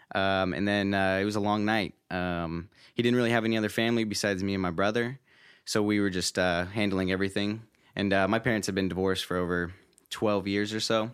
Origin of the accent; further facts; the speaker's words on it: Roseville, California, United States; I'm originally from Northern California, born and raised, uh, near Sacramento, uh, in a small city named, uh, Roseville.